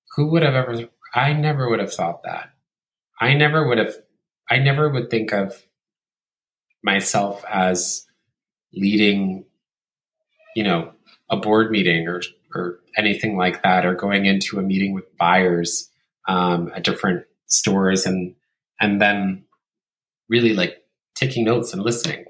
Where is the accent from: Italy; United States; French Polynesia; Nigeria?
Italy; growing up in Italy